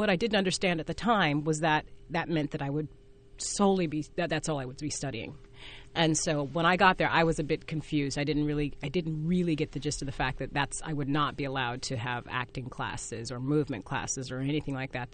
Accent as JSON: {"language": "English", "town": "Fresno", "region": "California", "country": "United States", "tie": "born or raised there", "said": "I worked at a dinner theater growing up in Fresno, California"}